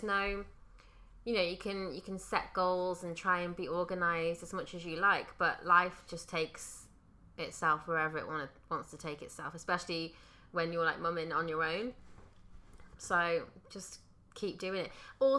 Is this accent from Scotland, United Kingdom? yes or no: no; Wales, United Kingdom; I know, I'm Welsh and I don't have it.